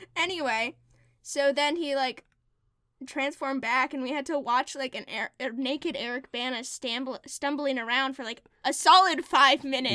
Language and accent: English; United States; I'm an American